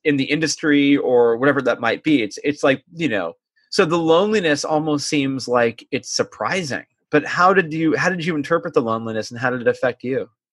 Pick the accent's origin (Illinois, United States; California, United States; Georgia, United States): California, United States; I'm from California